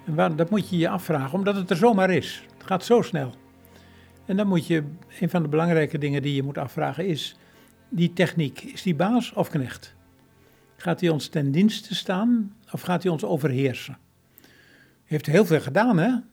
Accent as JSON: {"language": "Dutch", "area": "Veluwe", "region": "Gelderland", "country": "Netherlands", "tie": "born or raised there", "said": "Ik ben opgegroeid op de Veluwe, te midden van bomen"}